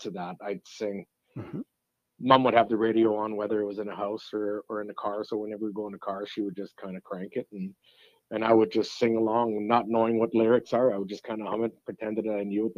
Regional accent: Peace River, Alberta, Canada; accent: French; also born or lived in McLennan, Alberta; Moved to Peace River when I was 10 in 1979. So I just aged myself. And so going from McLennan to Peace River

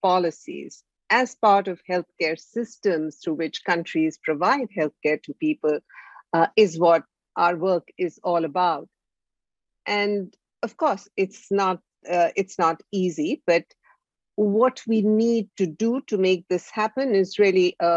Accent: India; My background is from India. I'm from India

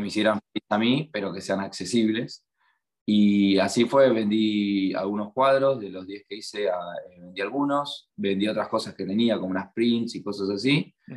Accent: La Plata, Buenos Aires Province, Argentina; moved away as an adult; now in Melbourne, Australia; yo soy de La Plata, cerca de Buenos Aires

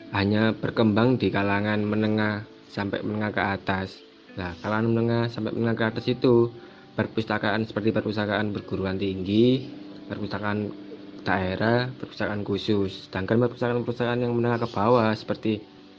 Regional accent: Surabaya, East Java, Indonesia; saya benar asli dari Surabaya

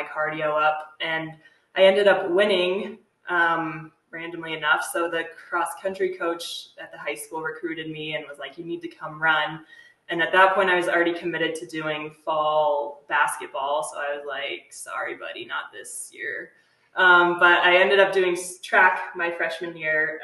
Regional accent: Littleton, Colorado, United States; also born or lived in Fort Collins, Colorado; I was born and raised in Littleton, Colorado, which is just a little bit south of here in Fort Collins, the suburb of Denver

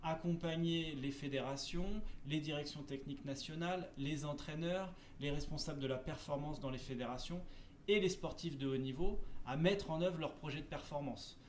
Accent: Seine-Saint-Denis, Île-de-France, France; je suis originaire de Seine-Saint-Denis

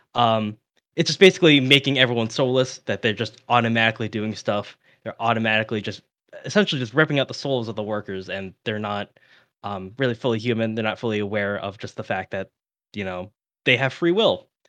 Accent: United States; I'm American

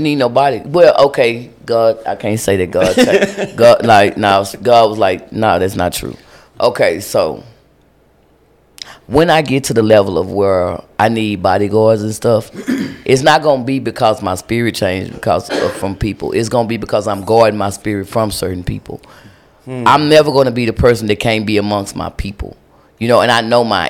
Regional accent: Lubbock, Texas, United States; now in Dallas, United States; I'm from Lubbock, Texas

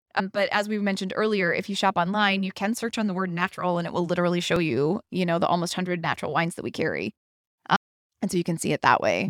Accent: Pittsburgh, Pennsylvania, United States; I am from Pittsburgh

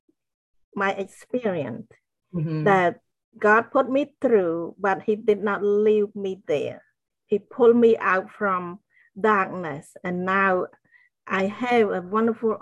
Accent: Cambodia; moved away; I grew up in Cambodia

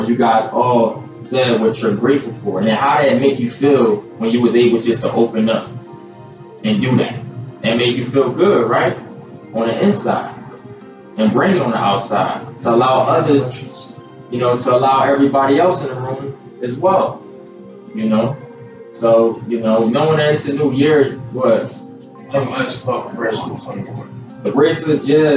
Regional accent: Philadelphia, Pennsylvania, United States; I'm from Philadelphia, PA originally

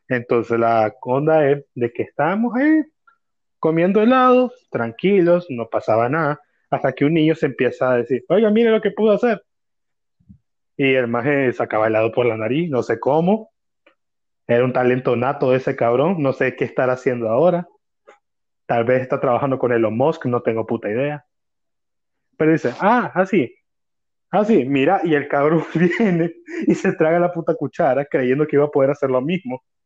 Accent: Managua, Nicaragua; yo soy de Managua, Nicaragua

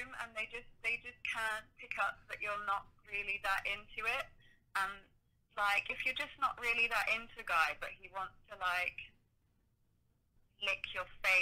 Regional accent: United Kingdom; accent: British

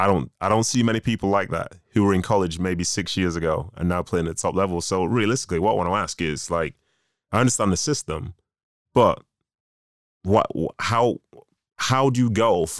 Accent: Manchester, North West England, United Kingdom; also born or lived in Nigeria; I'm actually from Manchester. So I was born in Nigeria. I was raised in Manchester nearly 30 years now

